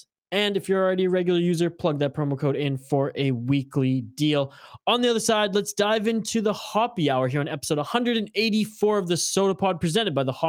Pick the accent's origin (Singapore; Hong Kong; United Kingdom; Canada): Canada; Well, yes, I am the Canadian, so there you go.